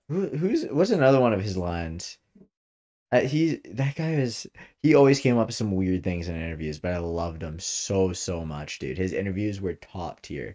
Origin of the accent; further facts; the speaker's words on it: Ontario, Canada; we're from Ontario, Canada